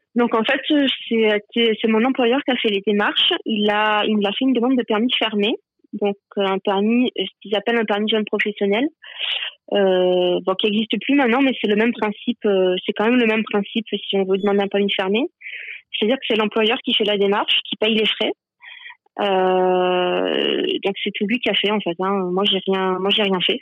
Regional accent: Marseille, Provence-Alpes-Côte d'Azur, France; moved away as an adult; now in Quebec, Canada; je suis de Marseille

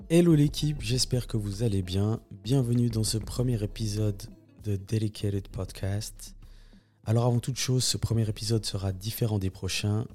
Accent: Switzerland; On est énormément de Suisses à, venir de, cette deuxième, deuxième génération

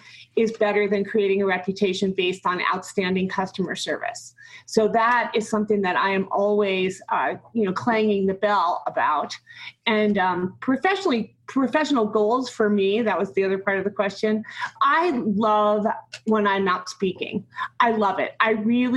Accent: New Jersey, United States; moved away as an adult; also born or lived in New York City / Denver / St. Vincent and the Grenadines / Grenada; I grew up in New Jersey

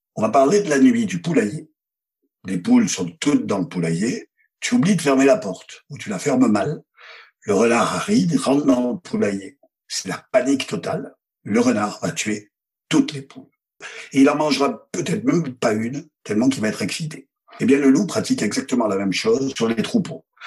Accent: Provence-Alpes-Côte d'Azur, France; je suis fils d'assureur. C'est-à-dire que ça connaît dans mon bled des Hautes-Alpes. Mon père était assureur

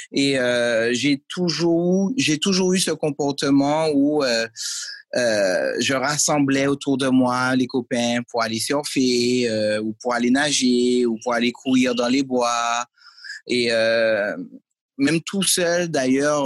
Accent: Martinique; also born or lived in Lyon, France; j'habitais à Lyon à l'époque, je suis né à Lyon. Et mes parents ont décidé de retourner au pays. Et euh, en retournant au pays à 8 ans, euh, ben, j'ai continué les arts martiaux où bon, il y avait pas, ça n'existait pas encore en Martinique

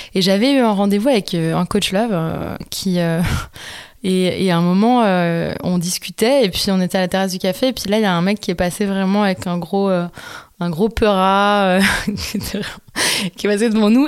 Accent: Montpellier, Occitania, France; moi, je viens du sud de la France, de Montpellier, donc juste à côté de Sète

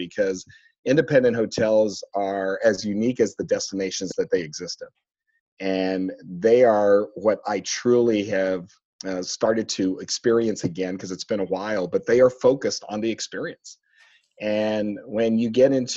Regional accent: San Antonio, Texas, United States; also born or lived in Las Vegas; now in Dallas, United States; Born and raised in San Antonio

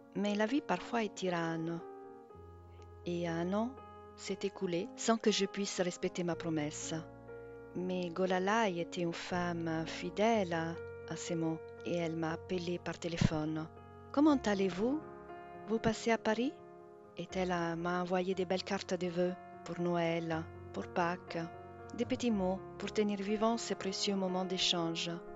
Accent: Rome, Lazio, Italy; now in Brittany, France; ma ville natale, Rome

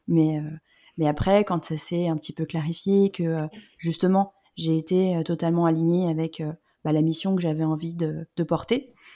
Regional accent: Lyon, Auvergne-Rhône-Alpes, France; moved away; also born or lived in Paris / south-west France; je suis pas parisienne, moi je viens de la région Rhône-Alpes, euh, je suis née à Lyon.

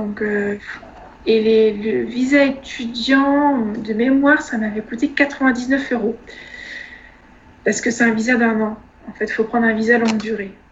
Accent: Troyes, Grand Est, France; une école euh, qui était dans ma ville natale, à Troyes

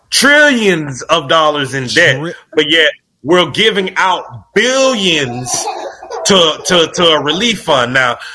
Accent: United States; As an American who understands what's going on with you guys

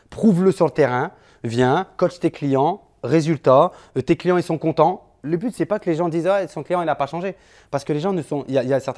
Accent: Switzerland; moi je suis suisse.

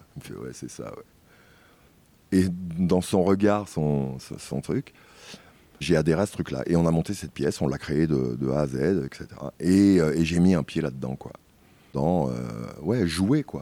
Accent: Paris, Île-de-France, France; moved away; je suis parisien, né à Paris en tous les cas.

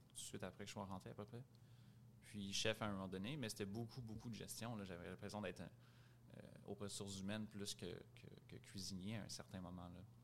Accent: Montreal, Quebec, Canada; Grandi à Montréal, Rosemont Est.

